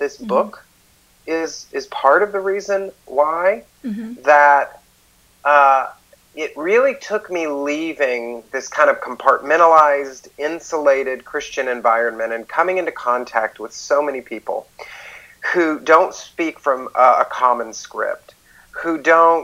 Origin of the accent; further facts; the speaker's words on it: outside of Atlanta, Georgia, United States; moved away as an adult; now in New York City, United States; I used to live outside of Atlanta, and I, you know, was raised there all my life.